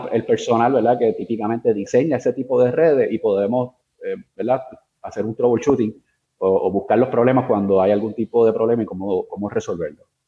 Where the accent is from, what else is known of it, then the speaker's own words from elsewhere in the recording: Bayamón, Puerto Rico; also born or lived in San Juan, Puerto Rico; yo nací en, San Juan, Puerto Rico, y me crié, eh, he vivido toda mi vida en, Bayamón, me crié en Bayamón